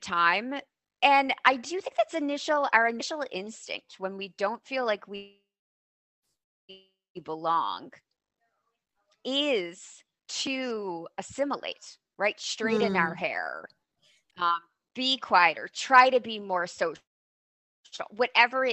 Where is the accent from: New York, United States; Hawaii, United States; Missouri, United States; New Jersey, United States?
New Jersey, United States; moved away; I grew up in New Jersey and on the East Coast